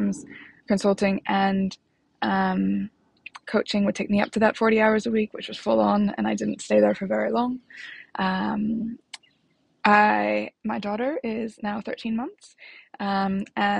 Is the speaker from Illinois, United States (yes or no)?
yes; Chicago, Illinois, United States; moved away as an adult; now in London, United Kingdom; I was born in Chicago. I live in London.